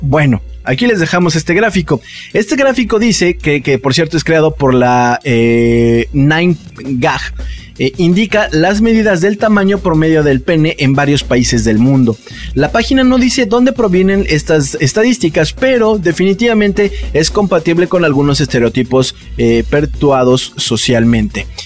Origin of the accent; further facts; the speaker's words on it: Guadalajara, Jalisco, Mexico; soy de Guadalajara